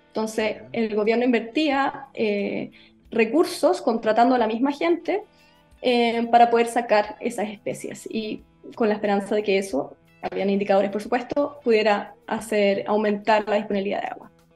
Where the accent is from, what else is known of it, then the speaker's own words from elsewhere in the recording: Osorno, Los Lagos, Chile; also born or lived in Santiago / London; yo soy de Osorno, nací y criada en Osorno